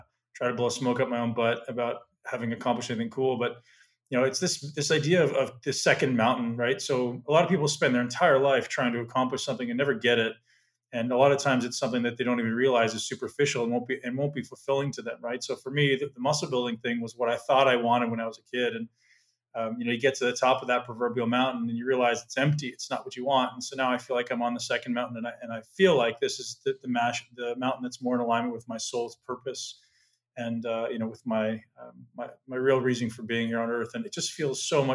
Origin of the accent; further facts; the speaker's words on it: Toronto, Ontario, Canada; also born or lived in London, Ontario; I'm originally from Toronto